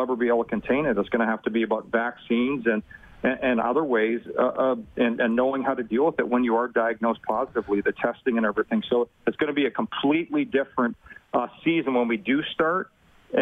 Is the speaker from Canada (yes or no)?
yes; Edmonton, Alberta, Canada; I grew up in Edmonton